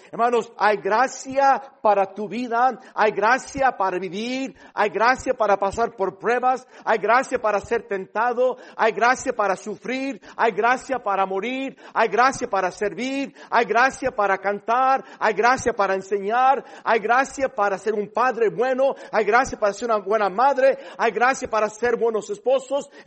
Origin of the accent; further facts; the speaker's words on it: Mexico; Eh, hablo con acento porque crecí en este país, pero soy mexicano.